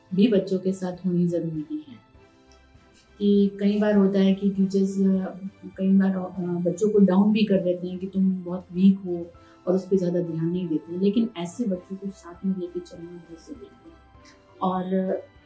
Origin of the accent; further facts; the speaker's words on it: Udaipur, Rajasthan, India; also born or lived in Mumbai; मेरा जन्म वैसे बॉम्बे में हुआ और मैं सीनियर के जी तक मैं बॉम्बे में मेरी स्टडी हुई और उसके बाद फर्स्ट से मेरी जो एजुकेशन है वो सारी उदयपुर में रह कर हुई